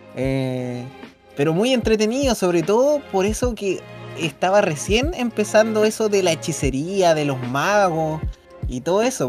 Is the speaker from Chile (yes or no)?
yes; Chile; acá donde somos nosotros